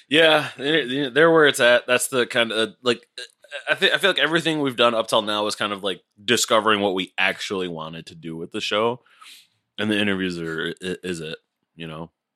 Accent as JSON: {"language": "English", "country": "United States", "said": "as an American"}